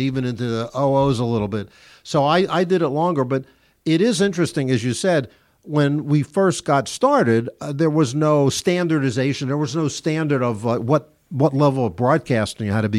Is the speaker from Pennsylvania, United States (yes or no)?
yes; Philadelphia, Pennsylvania, United States; when I was a kid growing up in Philadelphia